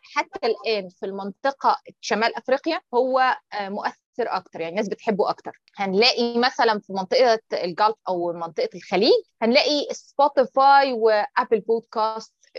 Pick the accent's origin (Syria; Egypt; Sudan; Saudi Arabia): Egypt; احنا عندنا في مصر